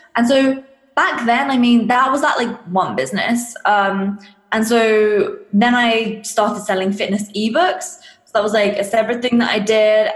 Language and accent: English; England, United Kingdom; I'm from England if you can't tell from the accent